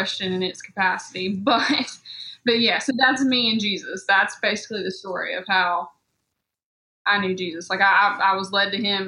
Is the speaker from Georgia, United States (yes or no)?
yes; South Georgia, United States; I grew up in South Georgia, and so I was in the Bible Belt as well.